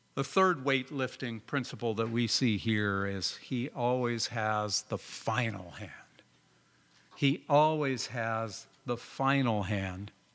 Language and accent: English; Southern California, United States; now in Oregon, United States; I grew up in Southern California